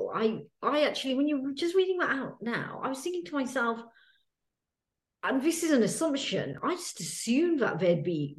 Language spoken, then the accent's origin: English; Coventry, West Midlands, United Kingdom; I remember like growing up in Coventry